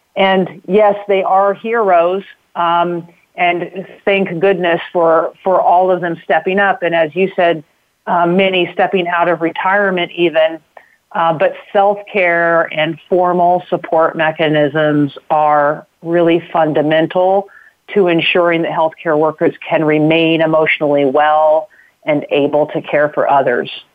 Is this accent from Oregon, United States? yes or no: no; Knoxville, Illinois, United States; I grew up in a small town in Illinois uh, called Knoxville